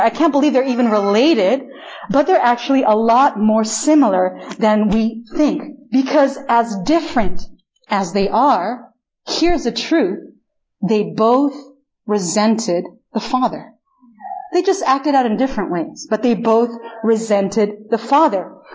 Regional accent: Chile; first language Spanish; English is a second language; moved away as an adult; also born or lived in United States; now in Korea; I am born and raised actually in Chile, in literally the opposite side of the world from here

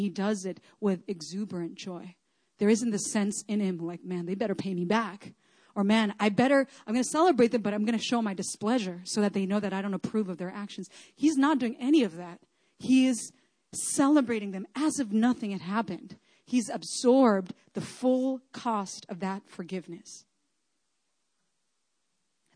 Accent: Chile; moved away; I grew up in Chile, so that's kind of like more my home.

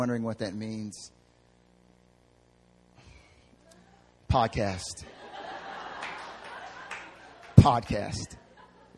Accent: North Carolina, United States; moved away as an adult; also born or lived in the South; now in Seoul, South Korea; I'm from North Carolina

